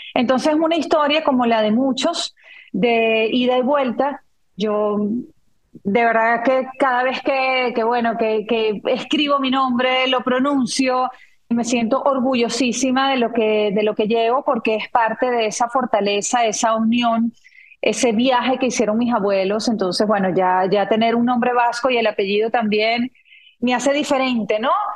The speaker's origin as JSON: {"language": "Spanish", "town": "Valencia", "region": "Carabobo", "country": "Venezuela", "tie": "born or raised there", "also_born_or_lived": "San Felipe, Yaracuy / Chivacoa, Yaracuy", "moved": "yes", "said": "Yo nací en San Felipe, estado Yaracuy, eh, me mudé a Chivacoa, mi papá es ingeniero agrónomo y siempre ha estado ligado al campo. Y de Chivacoa, que eso queda en el estado Yaracuy, nos fuimos a Valencia. Cuando llegó a Valencia yo tenía siete años"}